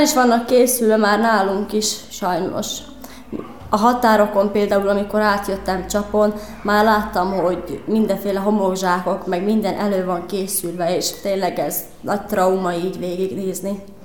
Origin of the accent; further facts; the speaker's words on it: Velyki Luchky, Zakarpattia Oblast, Ukraine; moved away as an adult; now in Budapest, Hungary; Munkácsi járás Nagylucska